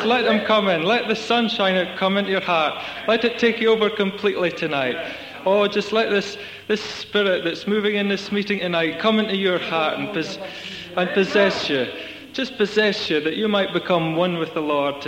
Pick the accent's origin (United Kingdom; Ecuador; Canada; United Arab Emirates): United Kingdom; Scotland; I come from Scotland